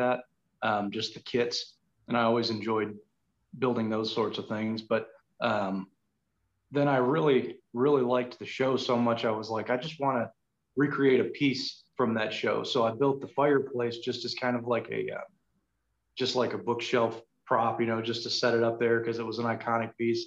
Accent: Milwaukee, Wisconsin, United States; now in Louisville, United States; I was born in Milwaukee

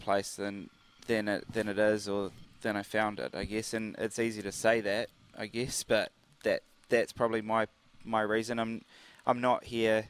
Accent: Cambridge, Waikato, New Zealand; also born or lived in United Kingdom; I'm from Cambridge

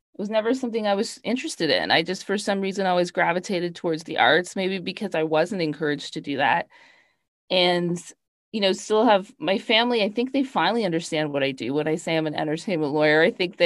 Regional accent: Canada; moved away as an adult; also born or lived in Toronto / New York; I'm Canadian. I started my career off in Toronto and then moved to New York

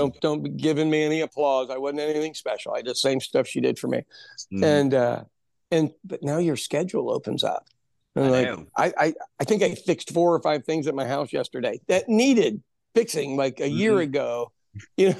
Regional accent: Kansas City, Missouri, United States; now in The Village, United States; the Northeast, which is the Italian area of Kansas City and are my hometown

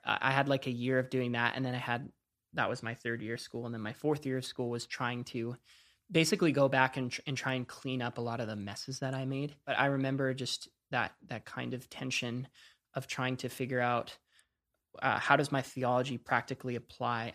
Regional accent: Coquitlam, British Columbia, Canada; moved away as an adult; also born or lived in Orange County; I grew up in Vancouver, Canada, um, just outside of Vancouver, Canada, in a city called Coquitlam.

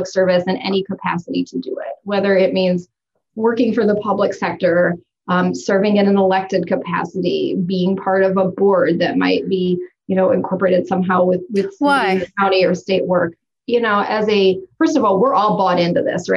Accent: Cleveland, Ohio, United States; moved away as an adult; now in Sioux Falls, United States; I'm from Cleveland, Ohio

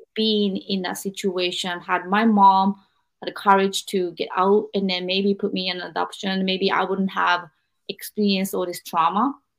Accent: Japan; I'm from Japan, and Japanese culture is very thick about family

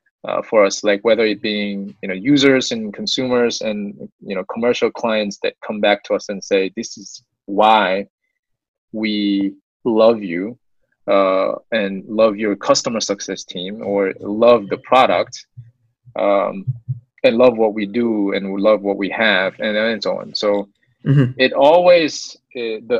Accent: South Korea; now in United States; I was born in the States, but most of my young days, I grew up in Korea

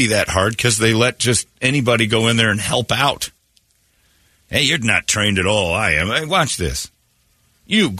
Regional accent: Indiana, United States; my home state in Indiana

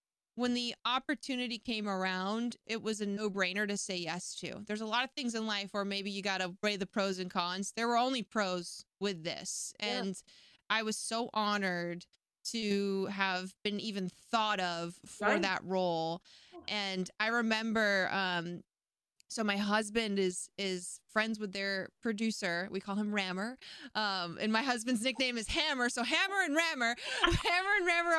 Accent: Maine, United States; moved away as an adult; now in Southern California, United States; I was 19 when I moved from where I grew up in Maine to over here in Southern California.

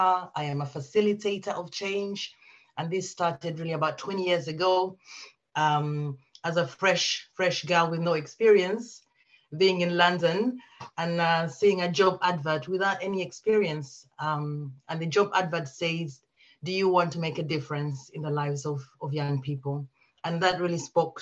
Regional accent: Uganda; now in United Kingdom; I'm originally from Uganda, but I've lived in the UK for quite some time now.

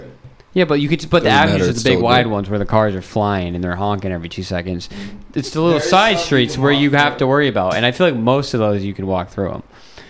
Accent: Pennsylvania, United States; I'm from Delco County, whatever they fucking talk like, by the way.

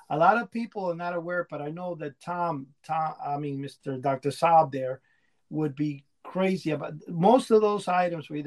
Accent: Cuba; born there; I was born in Cuba in a farm

